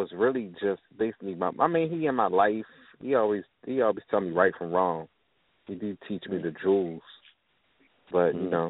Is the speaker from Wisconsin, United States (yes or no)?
no; Baltimore, Maryland, United States; I'm from Baltimore City. Baltimore City, Maryland.